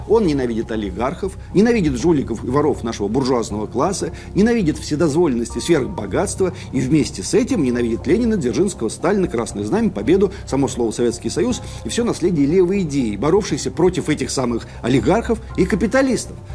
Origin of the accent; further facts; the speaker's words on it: Skopin, Ryazan Oblast, Russia; в моем родном городке Скопина Рязанской области